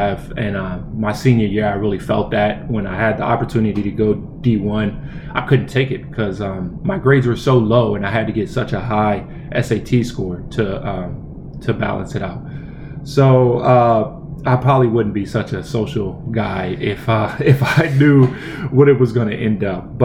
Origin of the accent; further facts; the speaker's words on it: Centerville, United States; I was born and raised in Centerville.